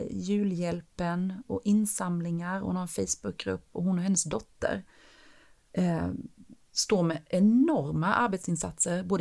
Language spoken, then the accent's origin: Swedish; Sweden; jag bara det är ett danskt ID, säger jag, för jag vågade inte säga att jag var från Sverige.